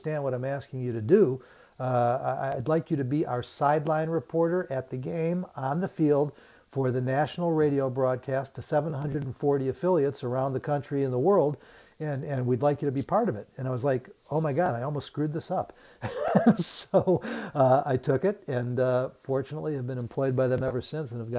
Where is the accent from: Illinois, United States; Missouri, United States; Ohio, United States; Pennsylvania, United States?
Illinois, United States; Chicago; I'm born and raised in Chicago